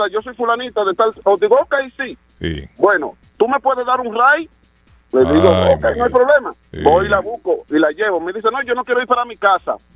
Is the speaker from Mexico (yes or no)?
no; Dominican Republic; yo soy, yo soy dominicano